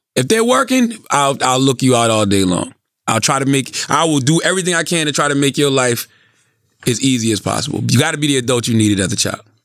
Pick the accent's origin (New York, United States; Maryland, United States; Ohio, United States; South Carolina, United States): South Carolina, United States; Moncks Corner; growing up in Monk's Corner